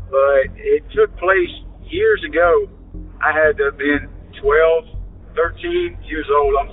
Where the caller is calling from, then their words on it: Pennsylvania, United States; I'm calling from Pennsylvania.